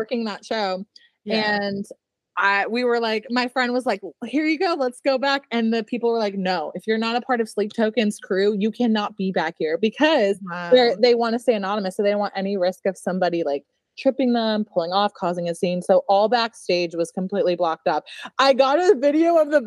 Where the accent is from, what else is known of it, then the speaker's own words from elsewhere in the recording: Canada; moved away; also born or lived in Florida; I'm Canadian